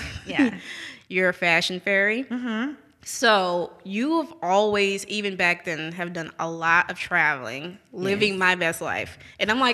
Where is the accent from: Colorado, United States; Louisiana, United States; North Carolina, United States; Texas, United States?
Louisiana, United States; New Orleans; moved away as an adult; now in Jackson, United States; I'm originally from New Orleans.